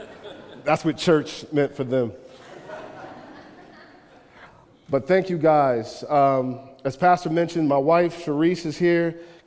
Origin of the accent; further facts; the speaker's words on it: Chester, Pennsylvania, United States; born there; I was born in Chester, Pennsylvania. Chester, Pennsylvania is a depressed town besides like two industries, oil refinery and medical.